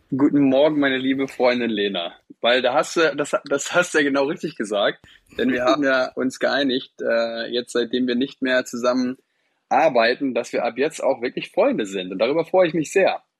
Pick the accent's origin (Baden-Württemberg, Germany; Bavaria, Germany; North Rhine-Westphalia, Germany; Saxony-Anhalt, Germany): North Rhine-Westphalia, Germany; Also ich bin gebürtig aus Ostwestfalen